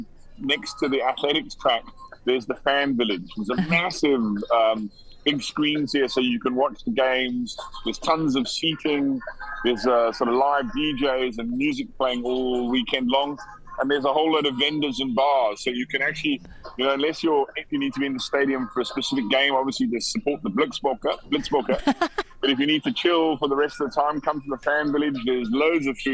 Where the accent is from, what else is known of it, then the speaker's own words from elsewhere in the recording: United Kingdom; moved away as an adult; now in South Africa; I was born in the UK. I have a British passport